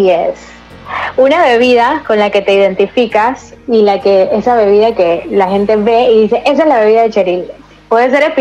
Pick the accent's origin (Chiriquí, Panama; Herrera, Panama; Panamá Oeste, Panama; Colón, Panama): Herrera, Panama; Chitré; now in Panama City, Panama; yo soy de Chitré.